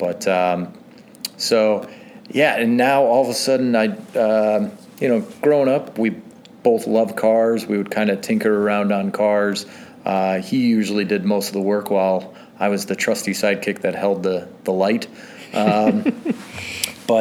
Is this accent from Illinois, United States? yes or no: yes; McHenry, Illinois, United States; I grew up in McHenry